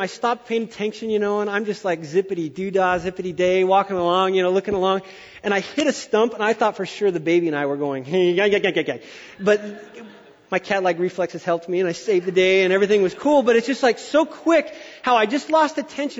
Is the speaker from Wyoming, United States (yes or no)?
yes; Wyoming, United States; I'm from Wyoming